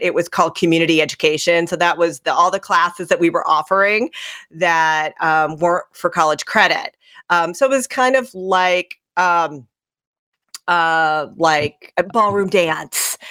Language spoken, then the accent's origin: English; Centralia, Illinois, United States; where I grew up in Centralia, Illinois